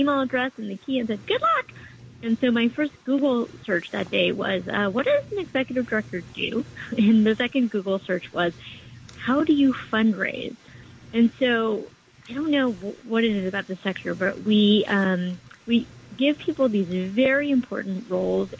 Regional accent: West Coast, United States; now in New York, United States; I'm originally from the West Coast

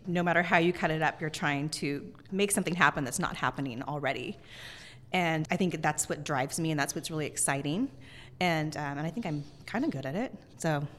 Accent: Northern California, United States; now in Seattle, United States; I grew up in Northern California, I really feel like this is my home

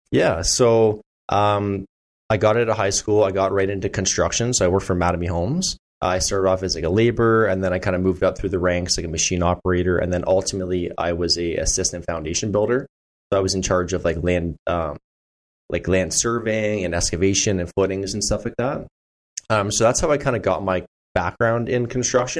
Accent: Burlington, Ontario, Canada; now in Stoney Creek, Hamilton, Canada; I grew up in Burlington.

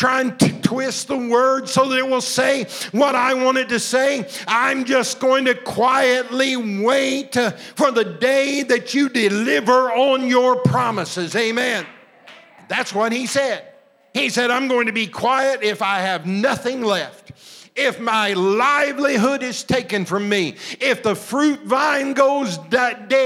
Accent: Southern Illinois, United States; I was raised in Southern Illinois

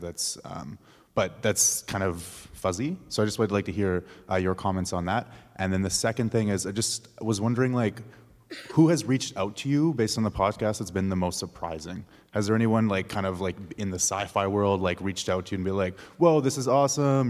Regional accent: Saskatoon, Saskatchewan, Canada; I grew up in the city. Like I'm from Saskatoon

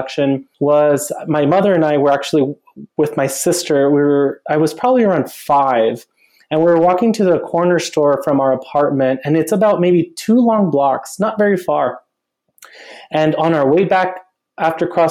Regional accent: El Paso, Texas, United States; moved away as an adult; also born or lived in Los Angeles / Denver; now in Austin, United States; I was born and raised in El Paso, Texas.

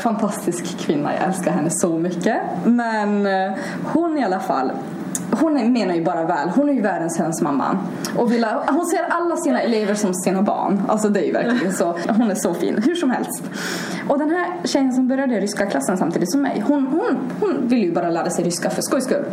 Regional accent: Haparanda, Norrbotten County, Sweden; first language Swedish and Russian; jag är 20 år och jag kommer från Haparanda

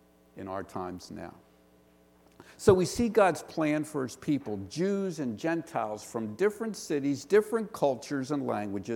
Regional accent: Pittsburgh, Pennsylvania, United States; accent: Western Pennsylvania; now in Philadelphia, United States; I'm from the Pittsburgh area, so I have a Western Pennsylvania accent

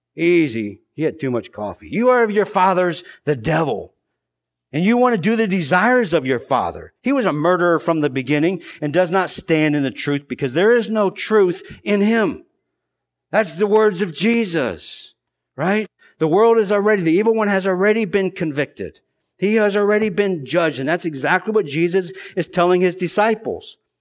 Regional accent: United States; us as American Christians

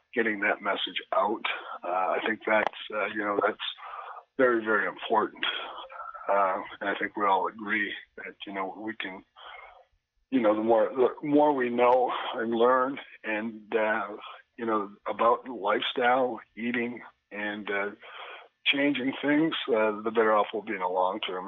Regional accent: Winnipeg, Manitoba, Canada; I'm from Winnipeg

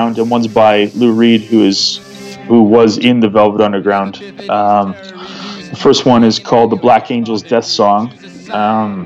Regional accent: Canada; I'm a Canadian drum and bass artist

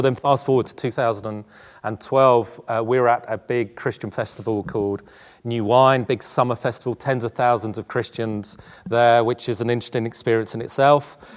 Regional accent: London, United Kingdom; also born or lived in South Africa / Tolworth; I was born in South Africa, and my mum and I moved to Tooting when I was about four. And, uh, we grew up, grew up in this part of London, uh, before moving just down the A three to Tolworth

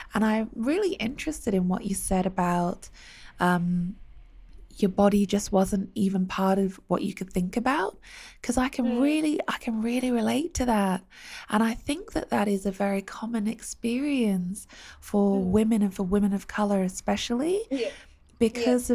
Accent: United Kingdom; I grew up in the UK

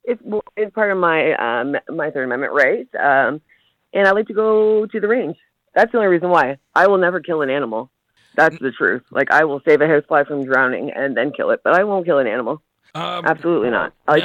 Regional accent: Canada; I'm Canadian, eh?

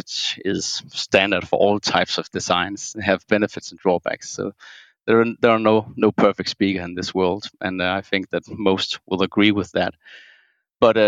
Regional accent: Denmark; I'm from Denmark.

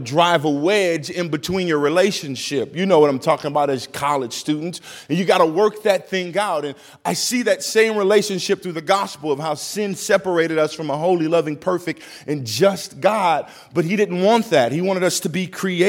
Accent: East St. Louis, Illinois, United States; now in Minnesota, United States; I grew up in an area called East St. Louis, Illinois

